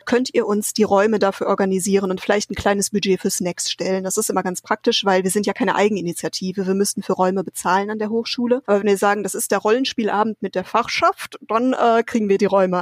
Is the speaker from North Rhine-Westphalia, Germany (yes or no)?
yes; Paderborn, North Rhine-Westphalia, Germany; now in Aachen, Germany; Ich bin in Paderborn aufgewachsen